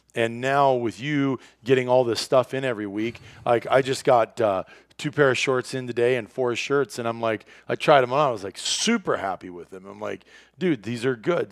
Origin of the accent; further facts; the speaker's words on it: Iowa, United States; moved away as an adult; also born or lived in Wisconsin / Minnesota; when I was a kid growing up in Iowa, our house was positioned where you walked out that farmhouse door